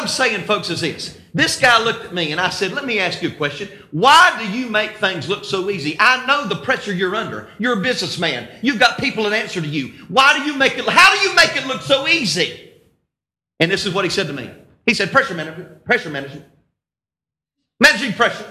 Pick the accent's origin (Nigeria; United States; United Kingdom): United States; North Carolina; Even if I am from North Carolina.